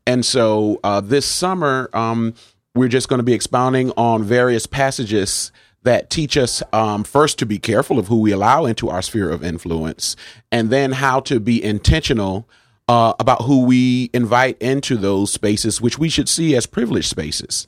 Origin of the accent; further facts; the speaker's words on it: New Haven, Connecticut, United States; am a native of New Haven